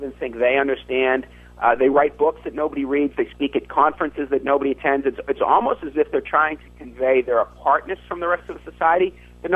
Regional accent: Massachusetts, United States; my home state of Massachusetts

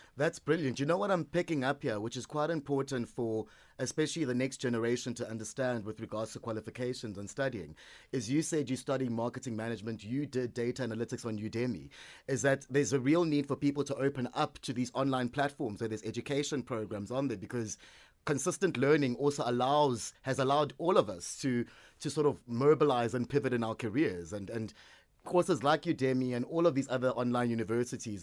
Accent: Port Elizabeth, Eastern Cape, South Africa; moved away; my hometown of Port Elizabeth

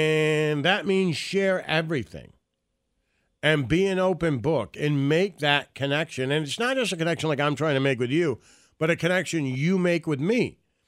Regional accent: Detroit, Michigan, United States; I think I grew up in Detroit, and when I was in Detroit, Stern was on the air

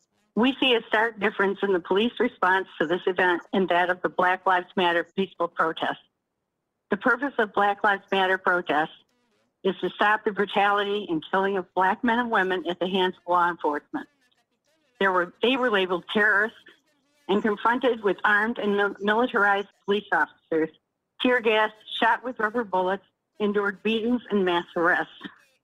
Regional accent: Grand Rapids, Michigan, United States; I'm from Northeast Grand Rapids.

